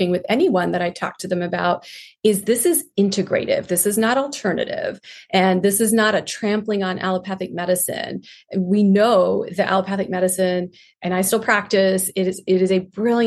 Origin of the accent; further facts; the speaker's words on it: India; moved away; I grew up in India.